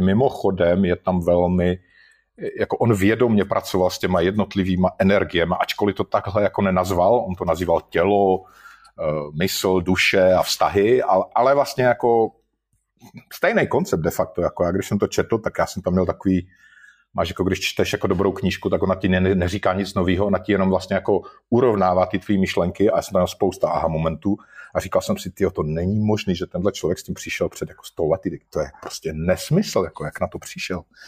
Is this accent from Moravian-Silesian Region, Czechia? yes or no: yes; Moravian-Silesian Region, Czechia; já jsem ze Severní Moravy